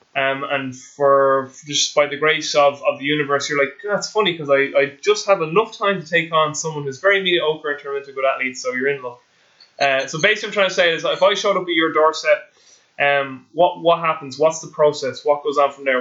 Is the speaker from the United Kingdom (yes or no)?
no; Ireland; being an Irish person